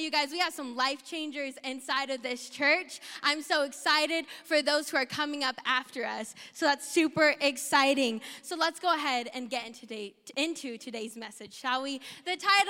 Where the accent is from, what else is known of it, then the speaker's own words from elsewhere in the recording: South Dakota, United States; I grew up in South Dakota, the better Dakota